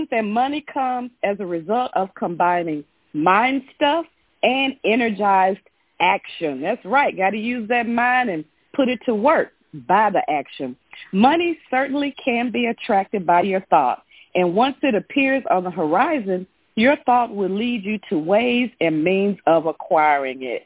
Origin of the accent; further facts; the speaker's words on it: Memphis, Tennessee, United States; I'm from Memphis, Tennessee